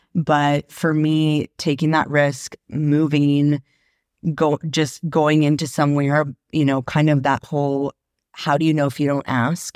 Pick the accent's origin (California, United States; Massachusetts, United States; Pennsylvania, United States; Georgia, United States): California, United States; Marin County; moved away; also born or lived in Sacramento; I grew up in Marin County